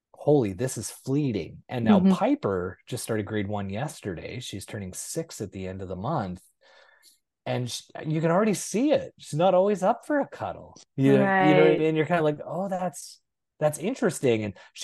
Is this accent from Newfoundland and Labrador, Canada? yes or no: no; Manitoba, Canada; moved away as an adult; also born or lived in Brandon, Manitoba; now in Vancouver, Canada; I live in Vancouver, but people forget I'm from Manitoba